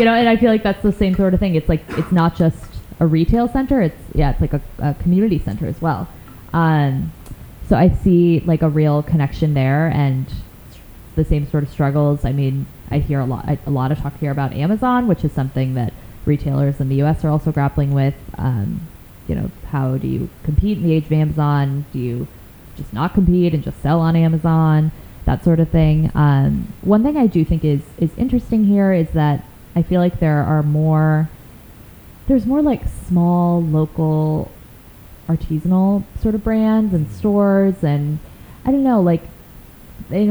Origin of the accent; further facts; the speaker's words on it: Chicago, Illinois, United States; moved away; also born or lived in upstate New York; I'm originally from Chicago. I went to school in upstate New York